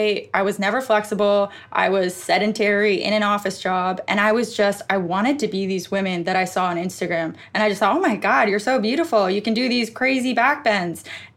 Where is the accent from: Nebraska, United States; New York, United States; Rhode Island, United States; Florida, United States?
New York, United States; Westchester; Westchester, New York.